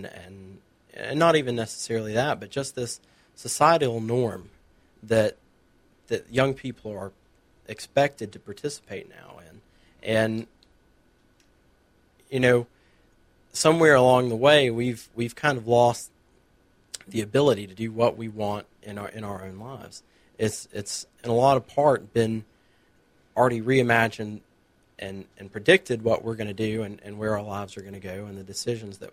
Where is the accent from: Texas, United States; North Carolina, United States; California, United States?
North Carolina, United States; Murphy; I grew up over in Murphy, North Carolina